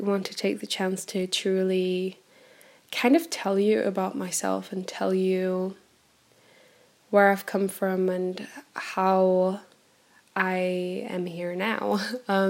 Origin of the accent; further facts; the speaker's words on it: Centro, Portugal; also born or lived in Bremen, Germany; I was born in Germany on the 8th of August 96. So I'm originally from Germany and Bremen. All around from Bremen. My whole family is German. But when I was 6 years old, we decided to move to Portugal. So I grew up in a teeny tiny little countryside village in central Portugal